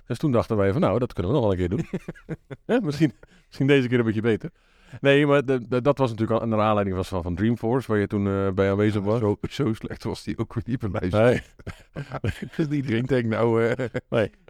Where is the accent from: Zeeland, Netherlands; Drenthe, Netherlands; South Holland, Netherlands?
Zeeland, Netherlands; moved away; Ik kom natuurlijk uit Zeeland van origine